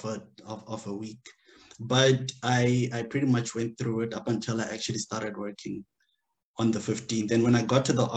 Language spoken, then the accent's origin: English; Limpopo, South Africa; moved away as an adult; now in Luxembourg; I'm from Limpopo.